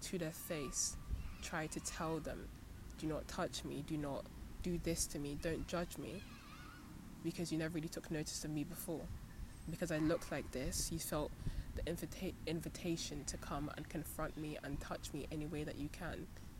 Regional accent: Nigeria; But because I'm from Nigeria, I already feel that I'm authenticated in the culture, because, you know, I have, you know, the blood, you know, running through me, and that's enough to sustain my claim to the country

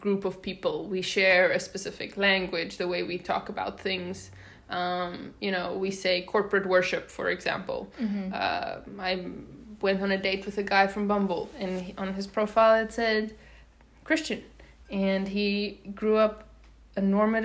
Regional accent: South Africa; English is a second language; also born or lived in Netherlands / Washington, District of Columbia, United States; now in United States; I hail from South Africa

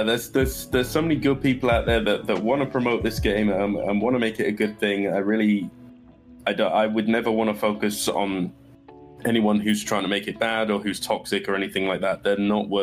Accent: England, United Kingdom; accent: English; moved away as an adult; also born or lived in Scotland / Florida; now in United States; I am originally born and raised in England until I was about 18. I moved to Scotland for 3 years

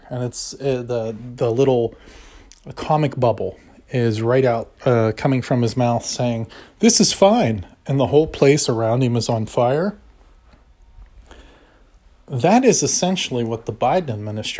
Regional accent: United States; I love my country. I love being an American

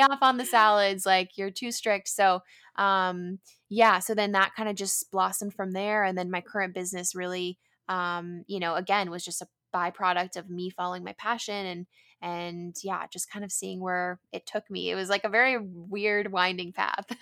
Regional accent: San Diego, California, United States; I grew up in San Diego, which is where I am currently

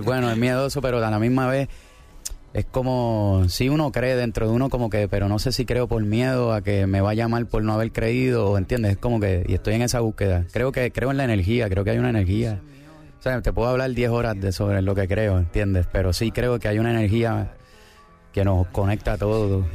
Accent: Puerto Rico; also born or lived in Argentina; yo soy de Puerto Rico y ahora eh, es, mi país es Puerto Rico y mi familia está allá y yo vivo allá

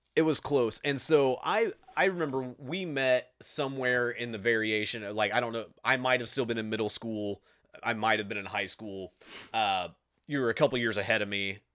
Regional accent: Grant County, Indiana, United States; accent: Indiana; We're from Grant County, Indiana

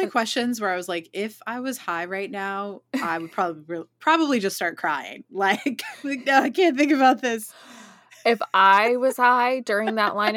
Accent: New York City, New York, United States; Brought me back to growing up on Staten Island

